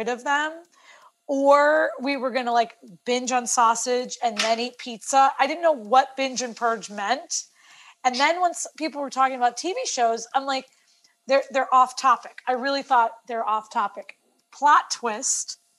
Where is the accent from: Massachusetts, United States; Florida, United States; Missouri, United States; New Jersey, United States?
Florida, United States; I'm from Florida